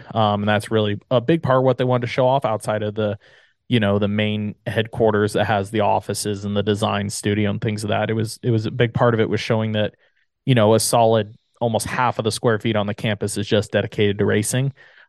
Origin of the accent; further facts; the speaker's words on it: Southern California, United States; I'm born and raised in SoCal.